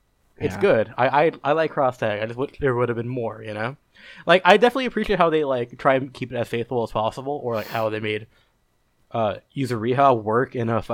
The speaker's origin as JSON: {"language": "English", "region": "New York", "country": "United States", "said": "Oh, because I'm from New York."}